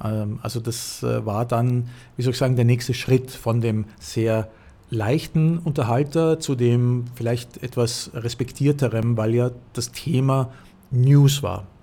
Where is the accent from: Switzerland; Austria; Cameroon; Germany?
Austria; moved away; dass ich als Österreicher